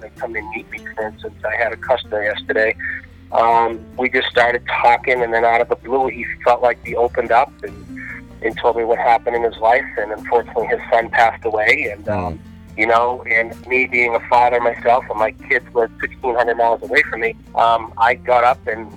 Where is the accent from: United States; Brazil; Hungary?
United States; New England; now in Naples, United States; I am originally from New England